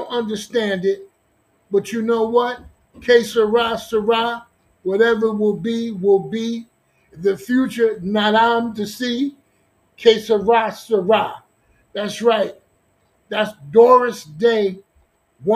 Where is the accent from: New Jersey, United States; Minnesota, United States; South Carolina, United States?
New Jersey, United States; Newark; I'm from New Jersey. Okay, Newark, New Jersey